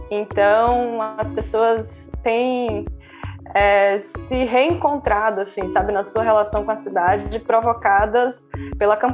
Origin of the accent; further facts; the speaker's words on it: Amazonas, Brazil; moved away as an adult; also born or lived in Pernambuco / Ceará; now in Recife, Brazil; eu nasci no Amazonas, mas é, tenho uma relação muito forte com Recife porque a minha família é pernambucana. Então, eu vim morar no Recife em 2009 para fazer o mestrado e aqui fiquei.